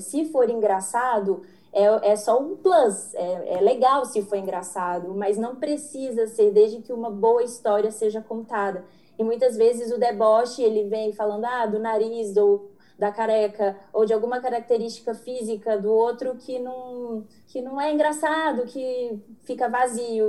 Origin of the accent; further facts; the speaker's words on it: Belo Horizonte, Minas Gerais, Brazil; eu sou de Belo Horizonte